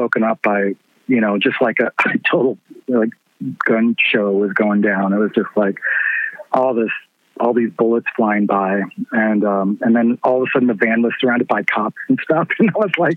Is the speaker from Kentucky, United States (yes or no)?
yes; Louisville, Kentucky, United States; I grew up in the East End